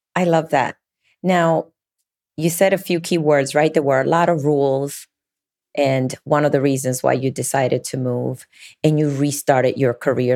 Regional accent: New Jersey, United States; moved away; I grew up in New Jersey

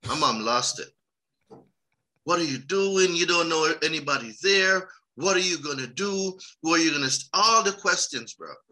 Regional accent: Jamaica; moved away as an adult; also born or lived in New York; now in United States; So I'm Jamaican.

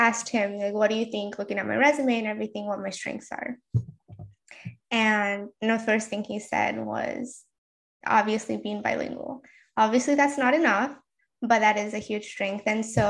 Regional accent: Japan; first language Janglish (English and Japanese); moved away; also born or lived in United States; So I think my first language is Janglish, which is a mixture of English and Japanese. I grew up in Japan. My mother is Japanese and my father is American. And I went back and forth most of my life with English and Japanese, or the between US and Japan.

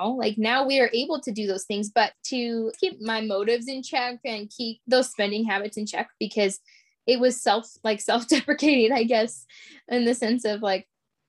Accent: Alaska, United States; moved away; growing up in Alaska, we were home all the time.

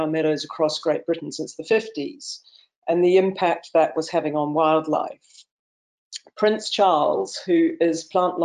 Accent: New Zealand; now in Clovullin, United Kingdom; I was born in New Zealand, and I was brought up

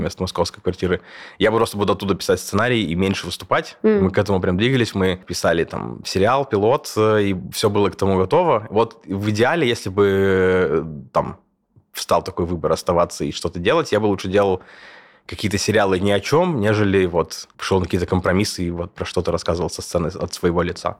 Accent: Kursk, Kursk Oblast, Russia; born or raised there; moved away as an adult; also born or lived in Moscow, Russia; now in Berlin, Germany

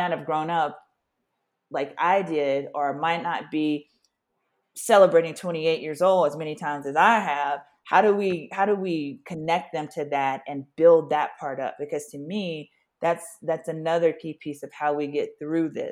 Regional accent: Louisiana, United States; as a Black person growing up in the South in Louisiana

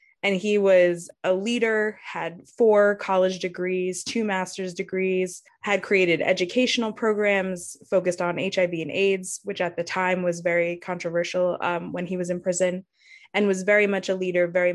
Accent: Yonkers, New York, United States; my community growing up in Yonkers

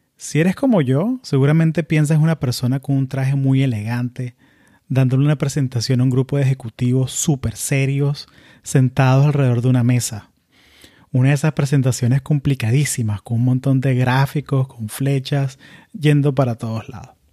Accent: Florida, United States; also born or lived in Venezuela; yo crecí en, o sea, yo nací en Venezuela, crecí en la Florida

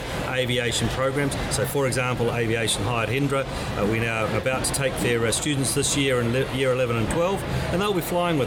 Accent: New Zealand; moved away as an adult; now in Australia; as some of you may gather from my accent, I originally came from the Isles across the Tasman. I came across and joined a little company called Ansett

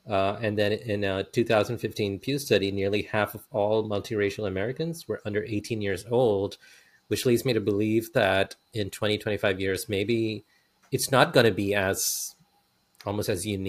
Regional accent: India; And I had to explain that I'm Indian, and she got even more confused.

